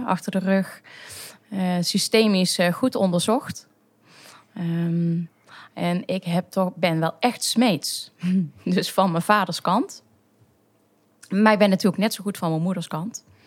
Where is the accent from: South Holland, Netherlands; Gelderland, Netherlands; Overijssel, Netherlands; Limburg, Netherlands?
Limburg, Netherlands; Maastricht; also born or lived in North Brabant / Utrecht; ik kom inderdaad uit Maastricht. Geboren en getogen